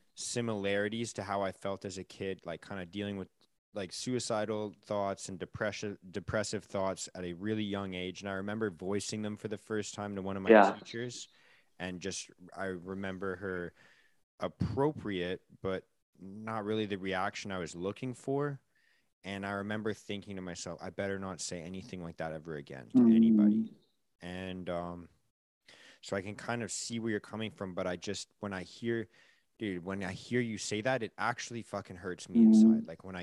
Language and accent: English; Vancouver, British Columbia, Canada; again, like growing up in Canada, it's